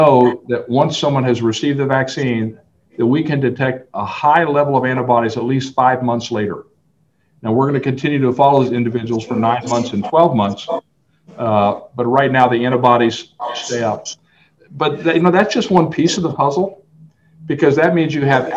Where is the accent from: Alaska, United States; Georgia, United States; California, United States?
Alaska, United States; Fairbanks; now in El Paso, United States; I grew up in Fairbanks, Alaska, and it gets about minus 40